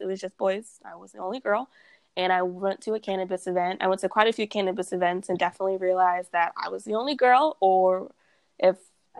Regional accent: Texas, United States; also born or lived in Boston / California; So I grew up in Texas, like, most of my life. But I bounced around between Texas, California, and Boston, which is very random. I was born in Boston.

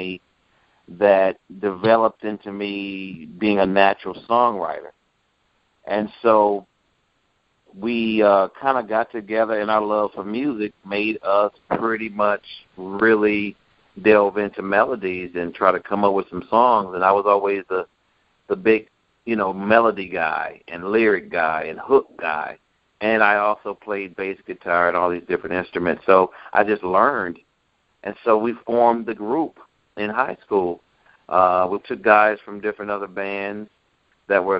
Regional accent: Clarksdale, Mississippi, United States; I was born in Clarksdale, Mississippi

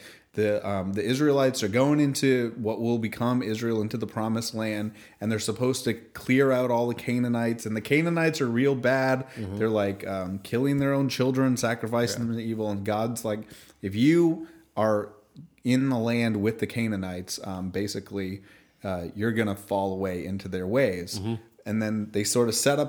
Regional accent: Canada; I'm Canadian. Very proudly so

